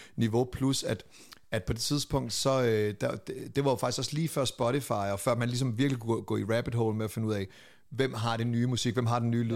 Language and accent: Danish; Lolland, Zealand, Denmark; jeg er fra Lolland